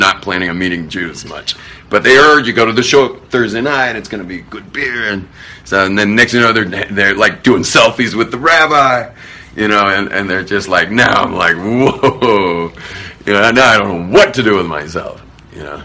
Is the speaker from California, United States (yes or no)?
yes; Los Angeles, California, United States; as a kid growing up in Hollywood.